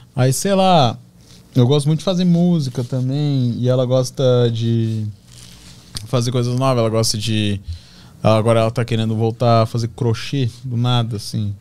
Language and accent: Portuguese; Balneário Camboriú, Santa Catarina, Brazil; a minha relação com meus amigos lá na minha cidade, lá em Balneário Camboriú